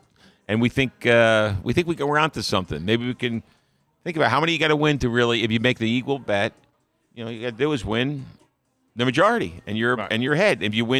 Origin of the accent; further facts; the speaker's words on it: New Jersey, United States; That's all it is. And it's my hometown. But anyhow, it's a good place.